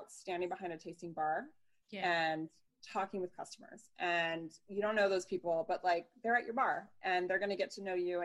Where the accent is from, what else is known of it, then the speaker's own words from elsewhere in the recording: San Diego, California, United States; moved away as an adult; also born or lived in San Francisco / Baltimore; now in Maryland, United States; I am a San Diego native, California native